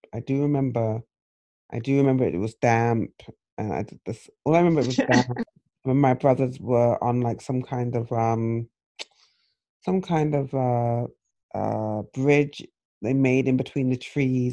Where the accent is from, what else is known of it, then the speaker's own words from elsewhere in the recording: England, United Kingdom; moved away; growing up in England, we had four television stations.